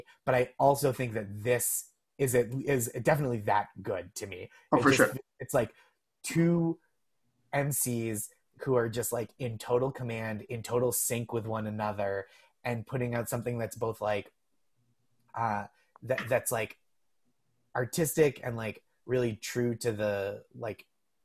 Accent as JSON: {"language": "English", "region": "Massachusetts", "country": "United States", "said": "I'm from Massachusetts."}